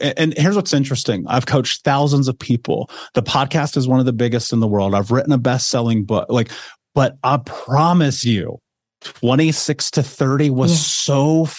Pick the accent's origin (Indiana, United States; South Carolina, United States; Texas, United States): Indiana, United States; Indianapolis; I grew up in America, in Indianapolis, in an actual city.